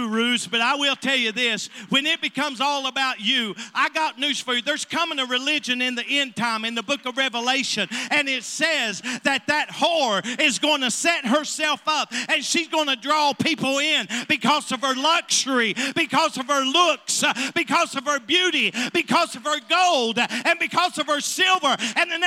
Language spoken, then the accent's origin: English; Harlan, Kentucky, United States; I was born in Bloody Harlan